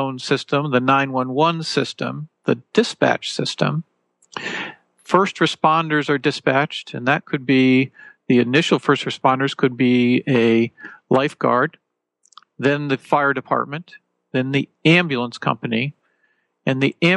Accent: Connecticut, United States; moved away; where I grew up in Connecticut

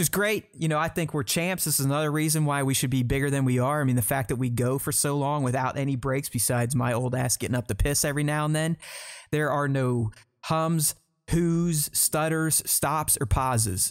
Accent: United States; I'm American

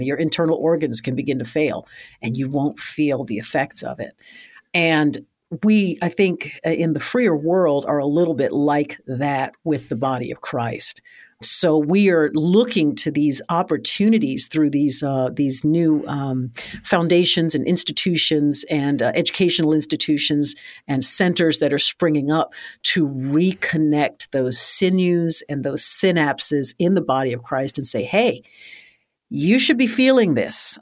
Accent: United States; I'm an American descendant of African American, uh, enslaved people

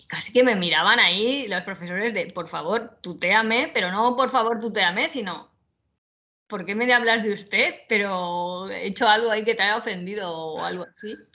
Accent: Valencia, Valencian Community, Spain; now in Alicante, Spain; yo soy de Valencia y luego por trabajo me vine aquí de Alicante

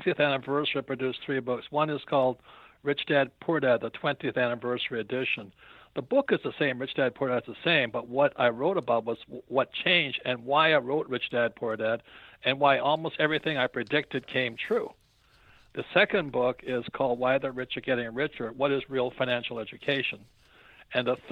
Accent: Hawaii, United States; I'm from Hawaii.

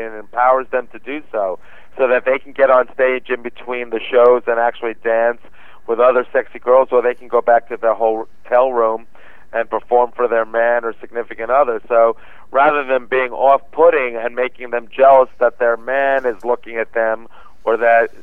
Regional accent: New York, United States; moved away as an adult; now in Los Angeles, United States; as a kid and growing up in New York

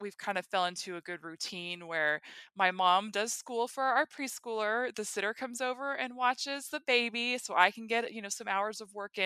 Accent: North Dakota, United States; so I grew up in North Dakota, and so we would go to Regina for field trips when I was in elementary school

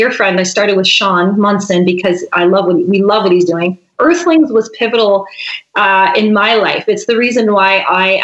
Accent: St. Andrews, New Brunswick, Canada; also born or lived in Vancouver Island, British Columbia; now in Nelson, Canada; we're both from St. Andrews, New Brunswick

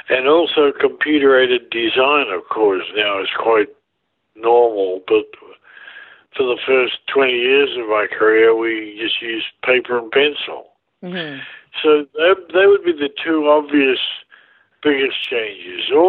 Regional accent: New Zealand; now in Vancouver, Canada; Like I grew up in New Zealand, and it's very boating oriented mm-hmm. life

